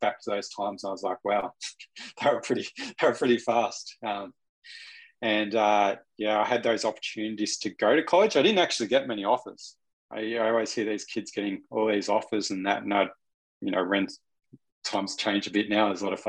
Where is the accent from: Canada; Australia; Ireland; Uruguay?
Australia; also born or lived in Newry; growing up in Australia